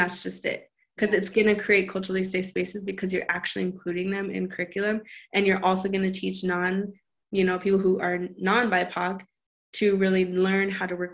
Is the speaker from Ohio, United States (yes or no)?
no; Montana, United States; moved away; I come from Montana.